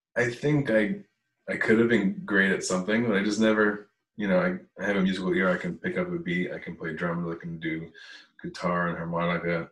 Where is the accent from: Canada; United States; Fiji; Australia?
United States; Wall, New Jersey; I grew up in Wall, went to Allenwood School, went to Wall Intermediate, Wall High School